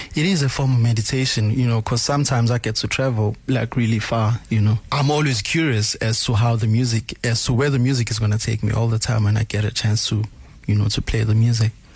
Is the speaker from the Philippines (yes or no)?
no; Durban, KwaZulu-Natal, South Africa; also born or lived in New York, United States; I was born and raised in Umlazi Township